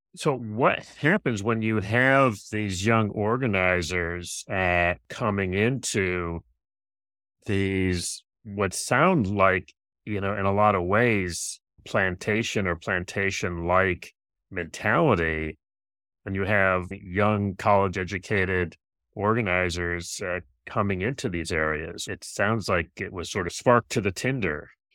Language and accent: English; Rochester, New York, United States; moved away as an adult; now in Washington, D.C., United States; I'm from Rochester